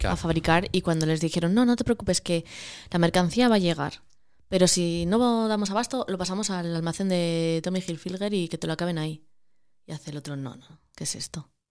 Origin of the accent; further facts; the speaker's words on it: Cabrales, Asturias, Spain; moved away as an adult; also born or lived in Madrid; soy de Cabrales